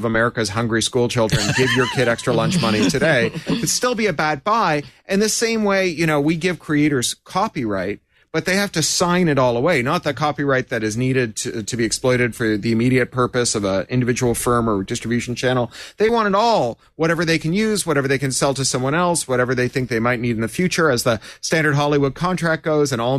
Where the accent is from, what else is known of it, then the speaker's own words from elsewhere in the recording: Toronto, Ontario, Canada; growing up in Toronto